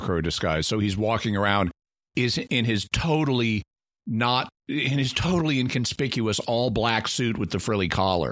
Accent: Southern United States, United States

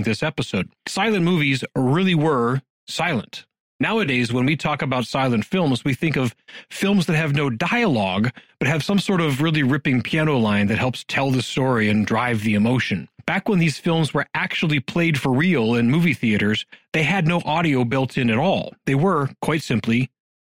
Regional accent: Youngstown, Ohio, United States; my hometown, Youngstown, Ohio

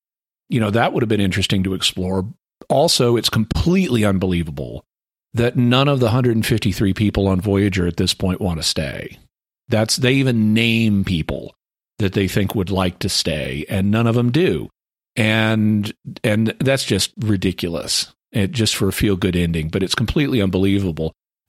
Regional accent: Fayetteville, Arkansas, United States; My hometown here in Fayetteville, Arkansas

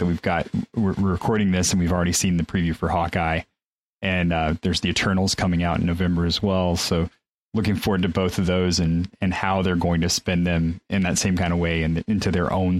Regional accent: Mexico; moved away; I grew up in Mexico for those formative years

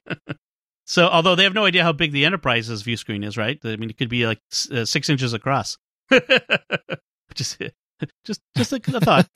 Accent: Boston, Massachusetts, United States; from my hometown of Boston

